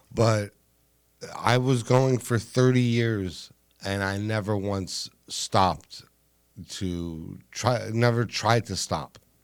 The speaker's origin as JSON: {"language": "English", "town": "Los Angeles", "region": "California", "country": "United States", "said": "I'm from Los Angeles"}